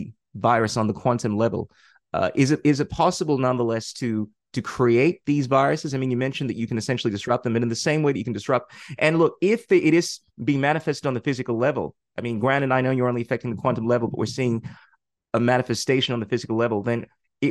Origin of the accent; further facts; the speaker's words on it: Ghana; in my culture, I come from Ghana